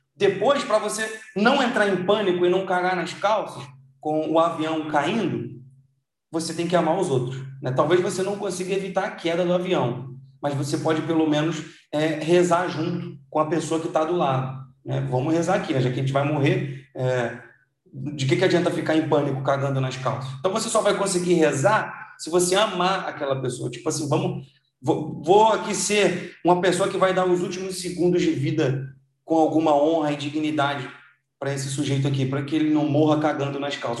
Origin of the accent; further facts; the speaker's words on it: Brazil; a gente nasceu no Brasil